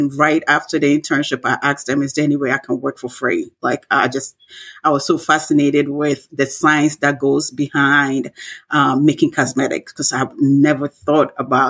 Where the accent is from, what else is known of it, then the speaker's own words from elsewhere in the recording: Ghana; moved away; I grew up in Ghana